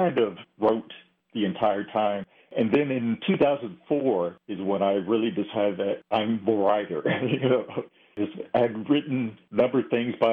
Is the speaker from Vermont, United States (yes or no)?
no; Ohio, United States; moved away; I'm from Ohio, so we have the Great Lakes